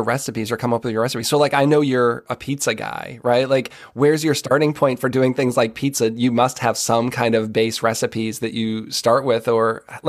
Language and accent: English; Massachusetts, United States; I mean, that's all I had growing up in Massachusetts. Like, we had a bunch of Greek people in town.